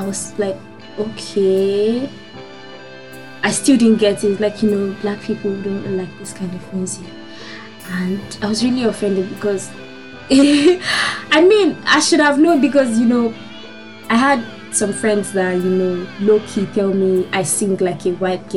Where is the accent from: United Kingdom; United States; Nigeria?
Nigeria; moved away as an adult; I'm from Nigeria.